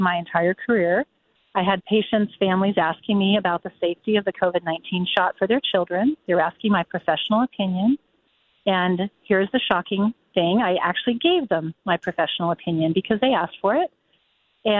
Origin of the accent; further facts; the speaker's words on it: United States; I was born here in America, grew up as a proud American